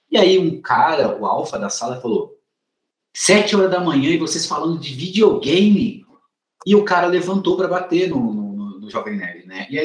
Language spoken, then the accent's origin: Portuguese; Northeast Region, Brazil; eu sou, eu sou nordestino.